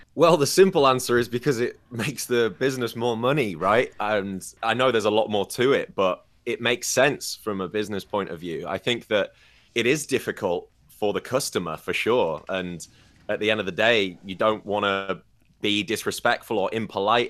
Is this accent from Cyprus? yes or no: no; United Kingdom; moved away as an adult; now in China; I'm from the United Kingdom